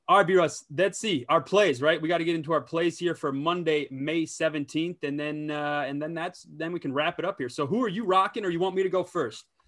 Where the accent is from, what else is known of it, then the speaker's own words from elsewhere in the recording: Minnesota, United States; I'm from Minnesota